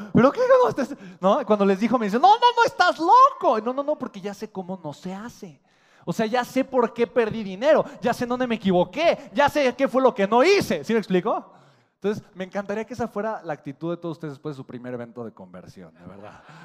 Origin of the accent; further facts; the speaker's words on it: Mexico; Los mexicanos tenemos potencial, tenemos hambre de crecer